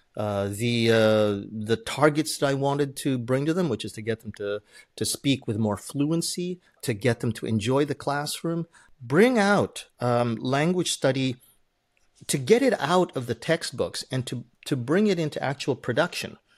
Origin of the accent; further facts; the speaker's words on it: Canada; English is a second language; moved away as an adult; now in Japan; I spoke as a Canadian